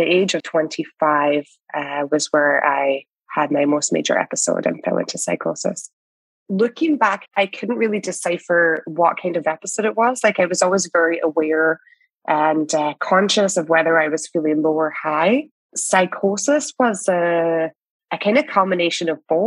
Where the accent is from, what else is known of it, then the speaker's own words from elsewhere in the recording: Scotland, United Kingdom; also born or lived in West Coast, Canada; now in Canada; I am a Scottish immigrant here in Canada